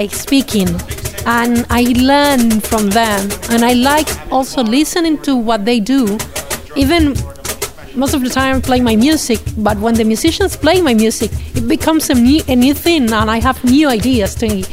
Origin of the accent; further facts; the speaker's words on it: Cuba; English is a second language; moved away as an adult; also born or lived in Russia; now in Barcelona, Spain; I come from Russia. I was born there. My mother is from Cuba and my father from Ethiopia. I was raised in Cuba.